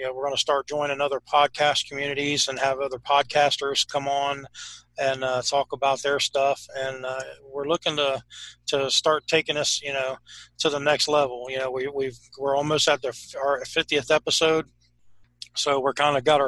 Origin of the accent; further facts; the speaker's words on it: Ohio, United States; we're from Ohio. We're in Ohio